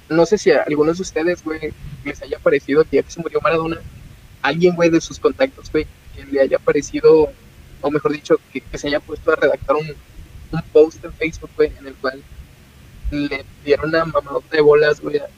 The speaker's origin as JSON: {"language": "Spanish", "country": "Mexico", "said": "obviamente, nosotros como mexicanos"}